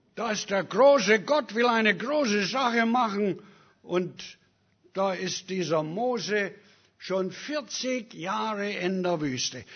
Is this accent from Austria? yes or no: no; Germany; moved away; also born or lived in Africa; Ich bin Deutscher.